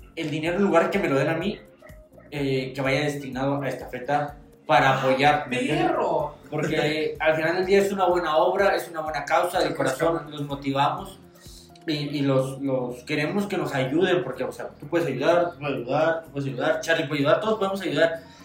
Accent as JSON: {"language": "Spanish", "town": "Tijuana", "region": "Baja California", "country": "Mexico", "tie": "born or raised there", "also_born_or_lived": "Toluca", "moved": "yes", "said": "nacimos en el barrio de la zona norte, somos rey de Tijuana"}